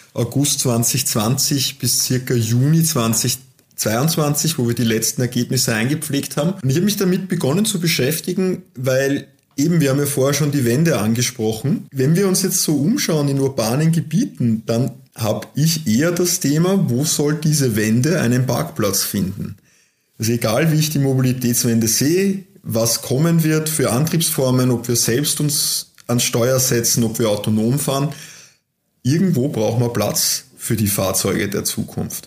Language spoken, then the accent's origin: German; Austria; als Österreicher, als Europäer, als Weltbürger